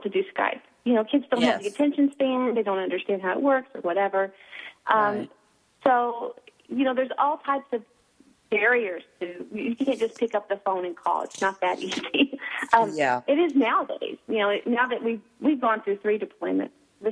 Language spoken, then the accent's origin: English; Louisville, Kentucky, United States; moved away as an adult; now in Savannah, United States; I currently live outside of Savannah, Georgia, but I'm from Louisville, Kentucky